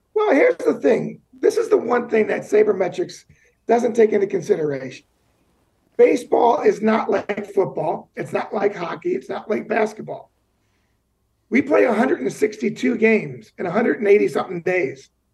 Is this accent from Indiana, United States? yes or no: no; Cincinnati, Ohio, United States; me growing up in Cincinnati, Ohio